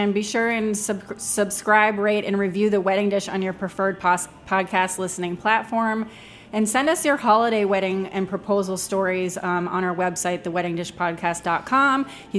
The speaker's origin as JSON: {"language": "English", "town": "Boston", "region": "Massachusetts", "country": "United States", "said": "I'm from Boston."}